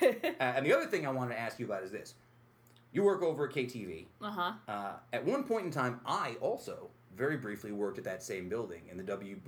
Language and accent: English; Utica, New York, United States; also born or lived in Brooklyn; I love South Utica. I grew up on Ballantyne Bray in South Utica.